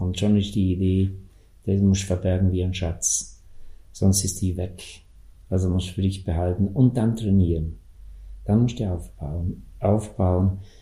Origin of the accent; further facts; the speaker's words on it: South Tyrol, Trentino-Alto Adige, Italy; bei uns in Südtirol